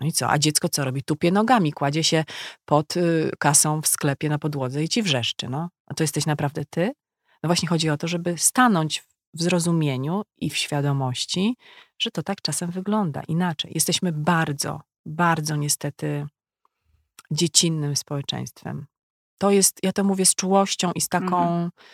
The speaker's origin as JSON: {"language": "Polish", "town": "Legnica", "region": "Lower Silesian Voivodeship", "country": "Poland", "moved": "yes"}